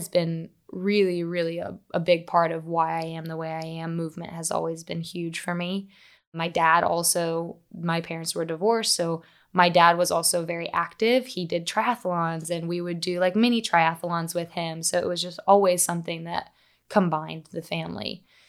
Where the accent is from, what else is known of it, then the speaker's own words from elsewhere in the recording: Huntington, West Virginia, United States; moved away as an adult; now in Charleston, United States; I'm originally from Huntington, West Virginia, which if you know the movie We Are Marshall with Matthew McConaughey, that's my hometown.